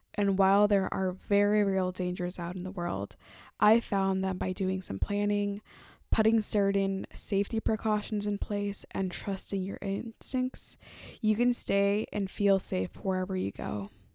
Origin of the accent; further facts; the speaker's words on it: Oakland, California, United States; I am a Mexican-American woman who was born and raised in Oakland, California